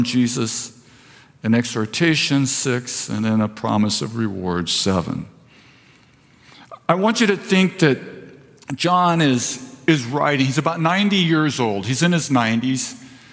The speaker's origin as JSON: {"language": "English", "town": "Vista", "region": "California", "country": "United States", "tie": "born or raised there", "said": "I was raised in Vista"}